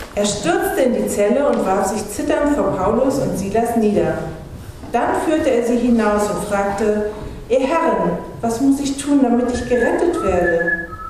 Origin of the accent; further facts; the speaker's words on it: Anklam, Mecklenburg-Vorpommern, Germany; moved away; ich komme ja aus Anklam, in der landeskirchlichen Gemeinschaft hatten wir einen Prediger